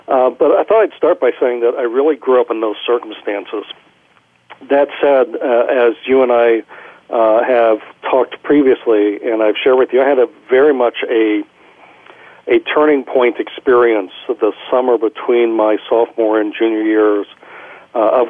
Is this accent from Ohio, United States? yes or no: yes; Kettering, Ohio, United States; I grew up in Kettering, Ohio, which is a suburb of Dayton, Ohio